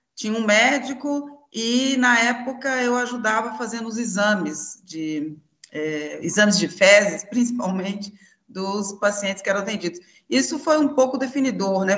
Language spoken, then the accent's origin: Portuguese; Belo Horizonte, Minas Gerais, Brazil; E eu sou aqui de Belo Horizonte, Minas Gerais